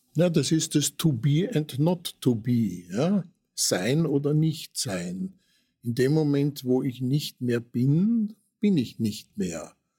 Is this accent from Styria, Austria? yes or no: no; Vienna, Austria; wir waren ja in Otterkring daheim